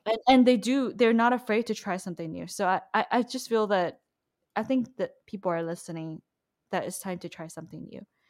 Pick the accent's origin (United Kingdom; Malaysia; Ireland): Malaysia; moved away; I'm from Malaysia